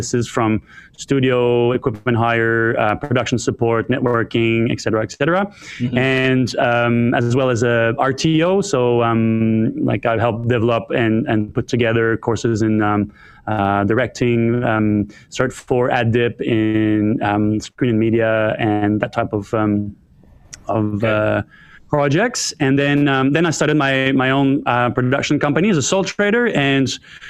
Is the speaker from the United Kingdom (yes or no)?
no; Ottawa, Ontario, Canada; moved away as an adult; now in Australia; I was born in Ottawa, Canada. I'm French-Canadian